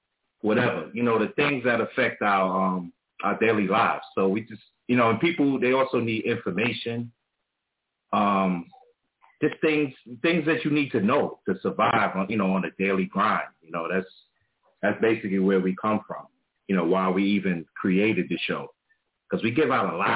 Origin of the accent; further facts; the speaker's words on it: New York City, New York, United States; also born or lived in Brooklyn; I was born in Harlem, but I spent the early years in Harlem